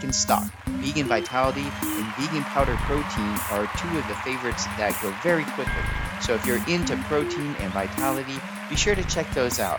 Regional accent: Los Angeles, California, United States; moved away as an adult; also born or lived in San Diego / Berkeley / Oakland; now in Texas, United States; I'm a California native, you know, born and raised in Los Angeles, and then moved down to San Diego when I was about 13

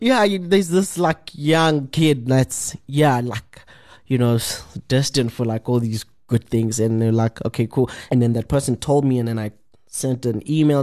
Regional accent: Johannesburg, Gauteng, South Africa; born and bred in Alexandra Township.

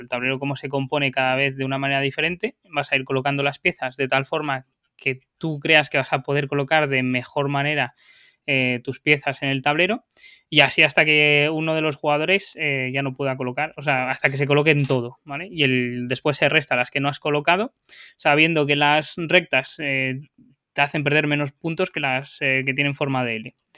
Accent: León, Castile and León, Spain; yo en León es donde más lo he jugado porque soy de ahí

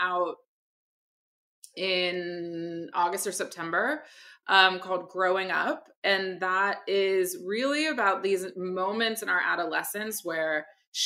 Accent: Barbados; my family's from the Caribbean, I'm from Barbados.

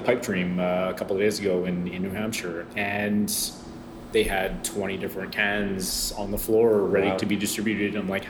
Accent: Alberta, Canada; now in Quebec, Canada; I'm from Alberta, so you know it was rock when I was growing up.

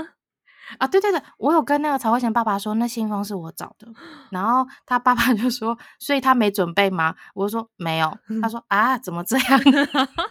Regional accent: Taiwan; 我是台湾人，用韩文，我就说我是台湾人

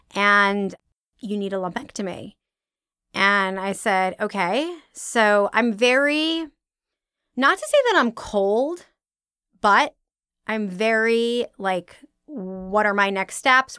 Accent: originally Long Island, New York, United States; I am from New York, originally Long Island

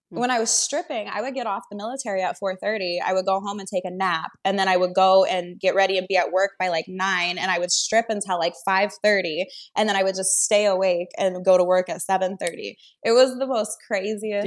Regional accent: Washington, United States; moved away; I'm from Washington State, so I had like Washington raised me

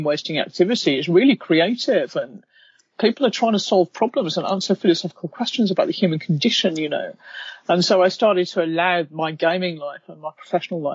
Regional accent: United Kingdom; now in London, United Kingdom; I'm British

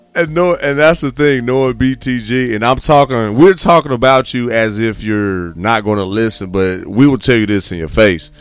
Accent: Midwest, United States; now in Houston, United States; I'm originally from the Midwest, born and raised for a long time.

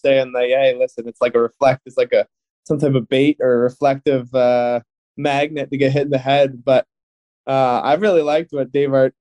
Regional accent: Mississauga, Ontario, Canada; also born or lived in Oakville; I was lucky enough to get drafted my hometown team in Mississauga

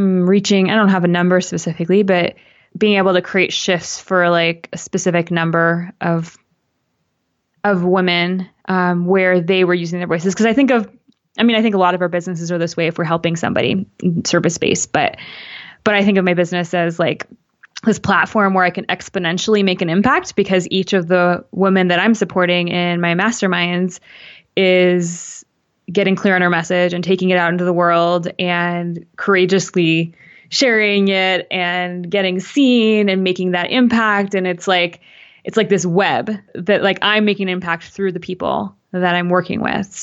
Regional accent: Canada; my mom's Canadian, I'm Canadian

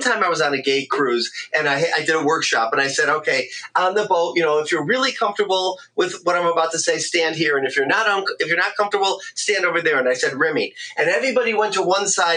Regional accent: Detroit, Michigan, United States; I'm from Michigan, Detroit, Michigan, in the Midwest here

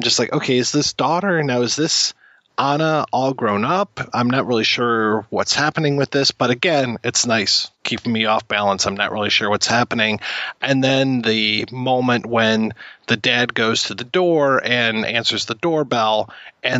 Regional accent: Canada; being Canadian

